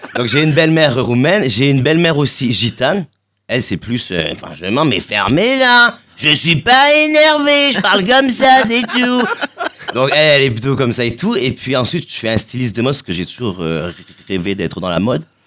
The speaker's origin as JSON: {"language": "French", "town": "Marseille", "region": "Provence-Alpes-Côte d'Azur", "country": "France", "said": "je suis de Marseille."}